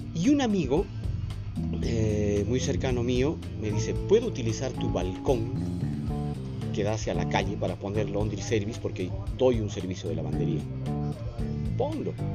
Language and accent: Spanish; Cusco, Peru; nosotros como cusqueños lo tenemos muy presente a cada día